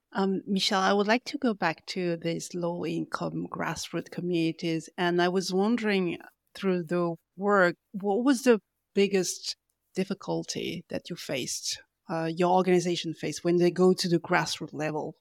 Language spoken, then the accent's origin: English; France; also born or lived in Paris; I'm from France